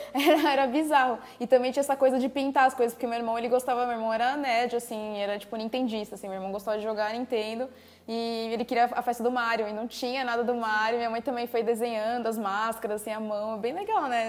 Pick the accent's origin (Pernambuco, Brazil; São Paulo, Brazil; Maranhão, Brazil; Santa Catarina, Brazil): São Paulo, Brazil; A gente é de São Paulo